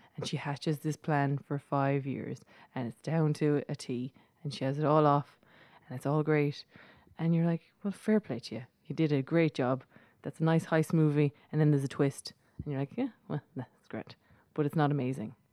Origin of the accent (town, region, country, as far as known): Ireland; accent: Irish